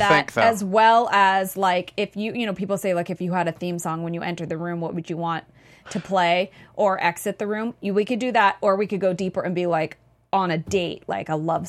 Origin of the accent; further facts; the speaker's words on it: California, United States; The Bay Area.